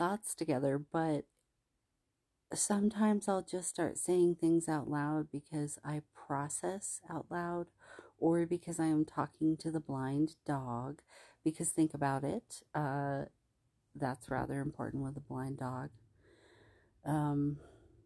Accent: the South, United States; I was born in the South

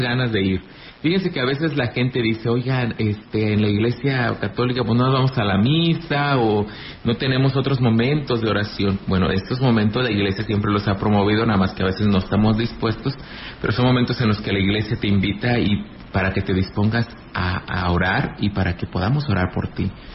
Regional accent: Ejido Laguna del Mante, near Ciudad Valles, San Luis Potosí, Mexico; Yo soy de Elegido Laguna del Mante, aquí cerquita del municipio de Ciudad Valles

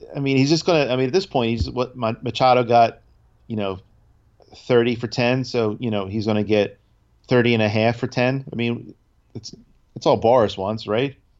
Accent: New Jersey, United States; we're from Jersey

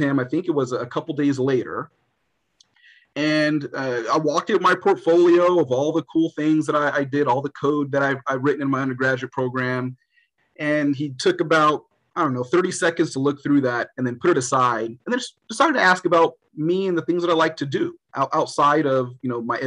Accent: Los Angeles, California, United States; I grew up in Los Angeles. I wanted to stay in Los Angeles.

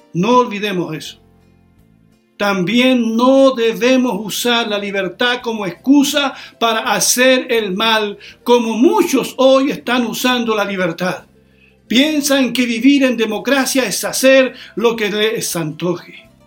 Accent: Chile; Somos ciudadanos de Chile

